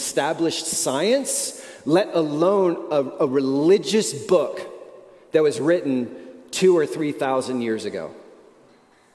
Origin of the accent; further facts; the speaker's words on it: United States; we are American